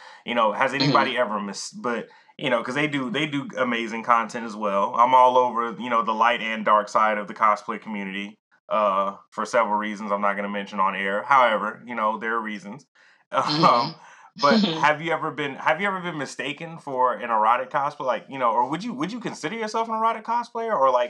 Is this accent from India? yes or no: no; Atlanta, Georgia, United States; I'm from Atlanta, home of the ratchet and the strip club